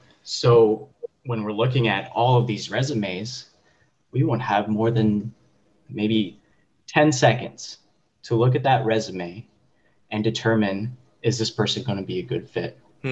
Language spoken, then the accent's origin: English; California, United States; moved away as an adult; also born or lived in South Dakota / Delaware; 28 years old. I'm originally from California, joined the Air Force, did like 7 years